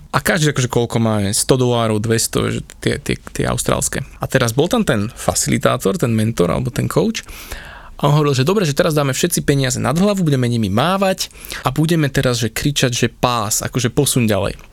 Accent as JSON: {"language": "Slovak", "country": "Slovakia", "said": "som zo Slovenska"}